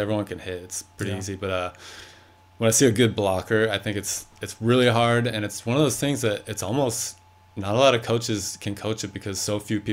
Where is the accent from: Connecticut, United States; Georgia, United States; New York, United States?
Connecticut, United States; moved away; I grew up in Connecticut